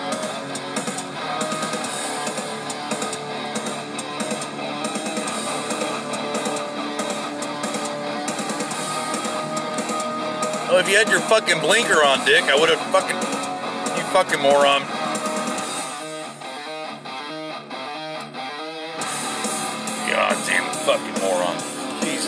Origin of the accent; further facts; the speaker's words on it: United States; I'm an American.